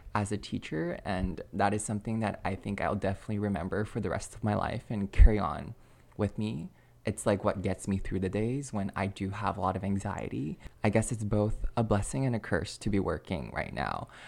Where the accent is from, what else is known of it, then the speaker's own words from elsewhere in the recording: Alberta, Canada; moved away as an adult; now in Quebec, Canada; Growing up in Canada, it's technically bilingual, but Alberta's a pretty monolingual province.